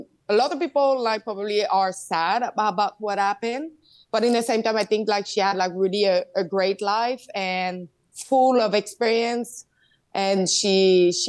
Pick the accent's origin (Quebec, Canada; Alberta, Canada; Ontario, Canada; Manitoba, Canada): Quebec, Canada; I'm from Quebec.